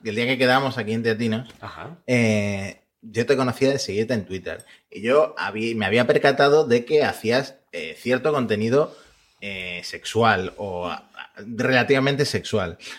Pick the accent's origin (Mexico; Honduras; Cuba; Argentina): Argentina; now in Spain; como argentino